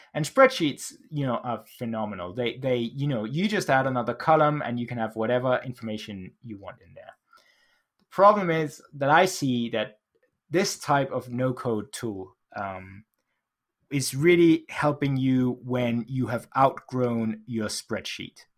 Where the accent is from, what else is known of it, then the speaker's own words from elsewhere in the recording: Denmark; now in United Kingdom; I live in the U K, uh, although I grew up in Denmark